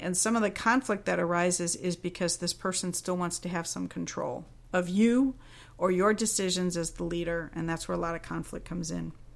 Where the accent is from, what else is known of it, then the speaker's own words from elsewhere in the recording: Cincinnati, Ohio, United States; I'll be in Cincinnati, Ohio. That's my hometown